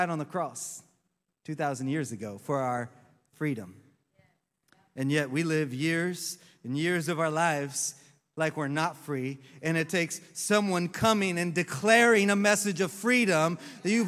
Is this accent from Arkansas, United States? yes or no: no; Oklahoma, United States; now in Orlando, United States; I grew up in Oklahoma